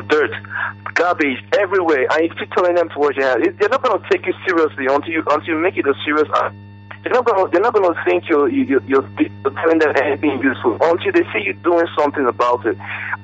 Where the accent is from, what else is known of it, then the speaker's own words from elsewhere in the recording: Owerri, Imo, Nigeria; now in Abuja, Nigeria; I'm calling from Abuja. Just being from Owerri.